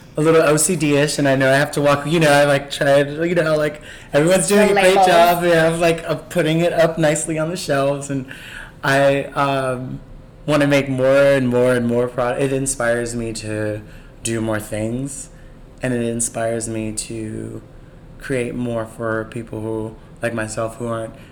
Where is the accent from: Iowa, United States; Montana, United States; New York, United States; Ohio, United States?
New York, United States; New York City; growing up in Bed-Stuy